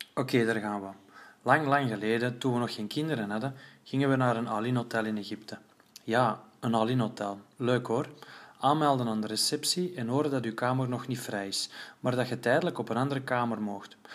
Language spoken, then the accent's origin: Dutch; Flanders, Belgium; Als Vlaming van twee meter